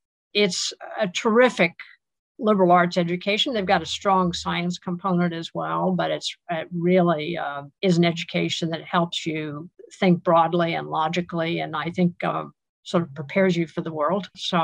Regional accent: Manhattan, New York, United States; True. I'm one of the few natives.

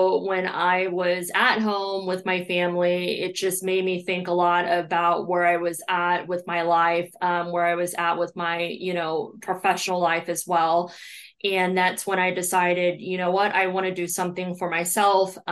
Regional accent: Belleville, Illinois, United States; I grew up in Belleville, Illinois, which is right across the river. It's probably about 15 minutes from downtown St. Louis. That is where I was born and raised

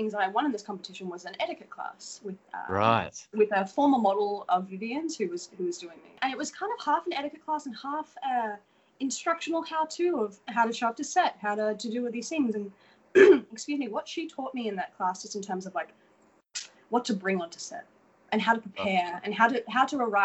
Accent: Australia; accent: Australian; moved away as an adult; now in Los Angeles, United States; I'm from Australia

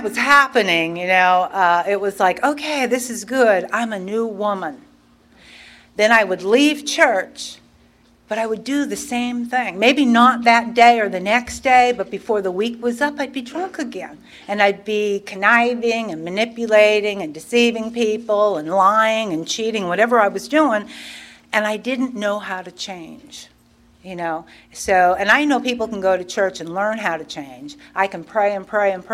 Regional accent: Pennsylvania, United States; I was born and raised in Pennsylvania

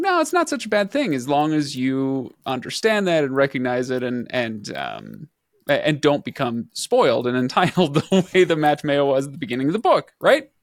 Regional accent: western desert of the United States, United States; we don't have a ton of abbeys out in the, uh, western desert of the United States

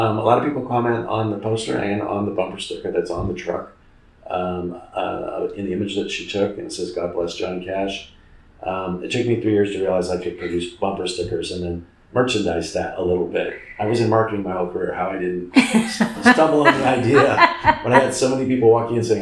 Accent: Fresno, California, United States; moved away as an adult; now in Paso Robles, United States; I come from the Fresno area, Central Valley, which I describe to people as the Midwest of California

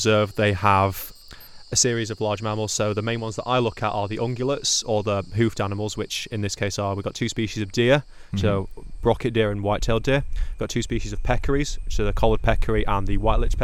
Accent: Sheffield, Yorkshire and the Humber, United Kingdom; I'm from a city called Sheffield

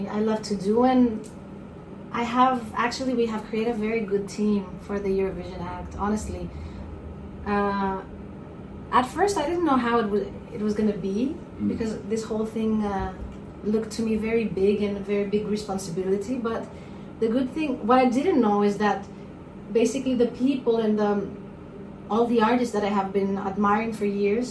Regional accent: Crete, Greece; also born or lived in Athens, Greece; my dad is from Sudan and my mom is from Crete. It's an island in the south of Greece. So I grew up in Athens for the first years of my life. Then we went to Crete.

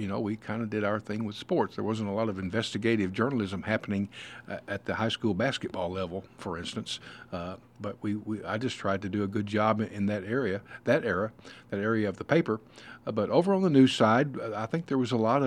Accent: Benton, Kentucky, United States; now in Owensboro, United States; I grew up in the Marshall County area down by the Kentucky Lake area of western Kentucky

